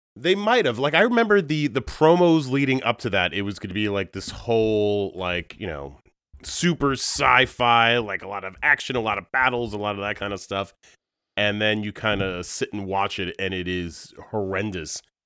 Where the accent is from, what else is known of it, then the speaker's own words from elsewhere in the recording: Long Island, New York, United States; moved away as an adult; Born and raised on Long Island